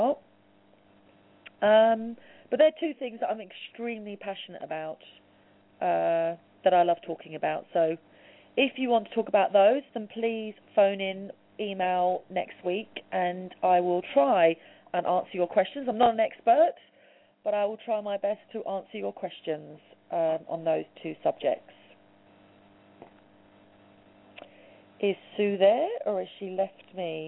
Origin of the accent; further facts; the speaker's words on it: London, United Kingdom; I'm from London, in the UK.